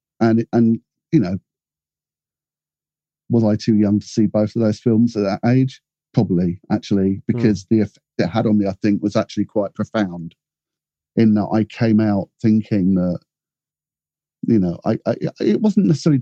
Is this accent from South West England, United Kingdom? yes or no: yes; Cornwall, South West England, United Kingdom; growing up in Cornwall